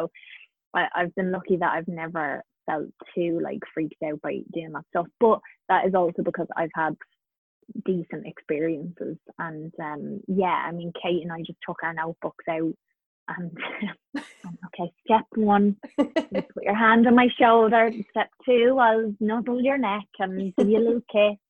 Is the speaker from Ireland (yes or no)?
yes; Carlow, Leinster, Ireland; where I grew up in Carlow, we had the River Slaney run right by our house